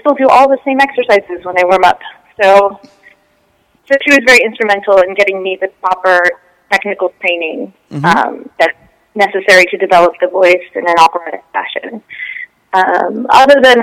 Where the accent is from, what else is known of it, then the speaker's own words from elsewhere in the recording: California, United States; I was born and raised in California